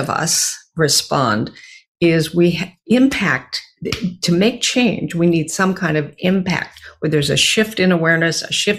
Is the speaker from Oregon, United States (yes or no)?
yes; Beaverton, Oregon, United States; I grew up in Beaverton, Oregon, a suburb of Portland